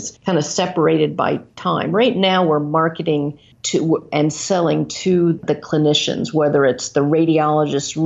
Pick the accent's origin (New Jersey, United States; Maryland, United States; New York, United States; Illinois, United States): Maryland, United States; moved away as an adult; now in Iowa, United States; Yeah, so I'm from Maryland. Very proud to be from the East Coast